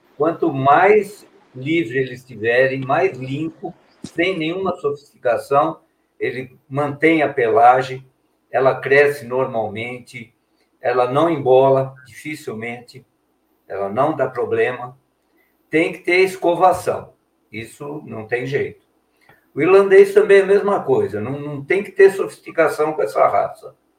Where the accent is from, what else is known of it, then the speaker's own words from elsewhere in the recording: São Paulo, Brazil; moved away as an adult; also born or lived in Belo Horizonte; somos de São Paulo, mas eu fiquei muitos anos em Belo Horizonte